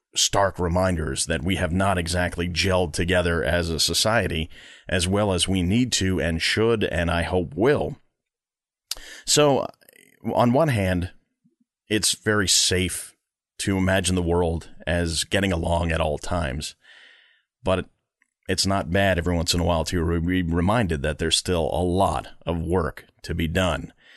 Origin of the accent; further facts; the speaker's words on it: Long Island, New York, United States; I grew up on Long Island and I grew up a Met fan